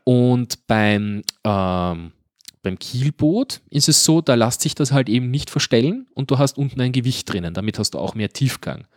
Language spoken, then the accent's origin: German; Guntramsdorf, Lower Austria, Austria; bei uns in Gundramsdorf